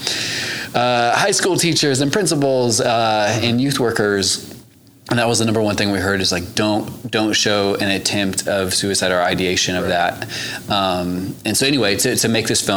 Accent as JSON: {"language": "English", "region": "Missouri", "country": "United States", "moved": "as an adult", "lives_now": "Oklahoma, United States", "said": "I'm from Missouri originally"}